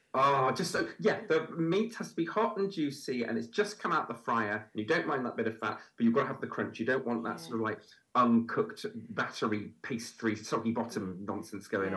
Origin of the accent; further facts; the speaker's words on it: Bristol, South West England, United Kingdom; moved away as an adult; also born or lived in London; I'm from Bristol. I now live back in the Bristol area, and I'd come back home and see my school friends